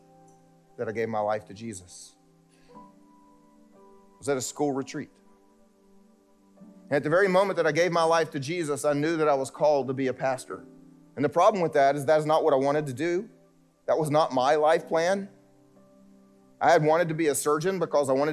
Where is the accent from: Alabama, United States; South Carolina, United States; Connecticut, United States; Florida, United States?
South Carolina, United States; moved away as an adult; I grew up here in South Carolina